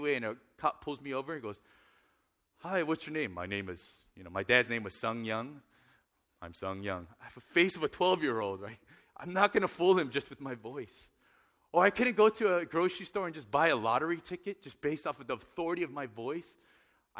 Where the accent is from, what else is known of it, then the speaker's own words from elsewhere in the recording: Northern California, United States; I grew up in Northern California